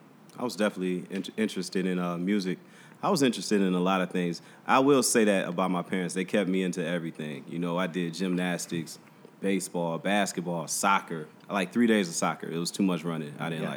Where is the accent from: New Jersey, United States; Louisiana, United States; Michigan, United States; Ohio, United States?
Michigan, United States; Detroit; Yeah, West Side Detroit, like off of Joy Road, Southfield Freeway, in that area.